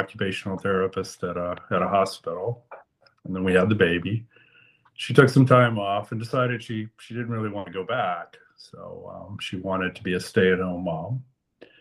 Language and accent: English; Lafayette, Louisiana, United States; moved away as an adult; also born or lived in Memphis, Tennessee / Reston, Virginia; in Lafayette, Louisiana, I was born there, grew up there, went to college there.